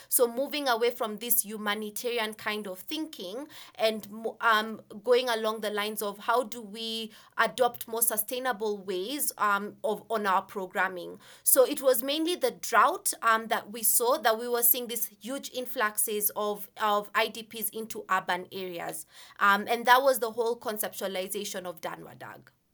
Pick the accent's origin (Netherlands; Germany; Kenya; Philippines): Kenya; I, I am Kenyan, so I'm, I'm from Kenya. And growing up, um, as a Kenyan woman